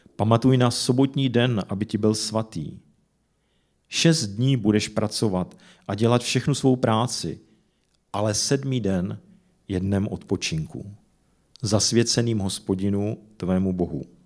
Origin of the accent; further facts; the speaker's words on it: Czechia; jsem se narodil v České republice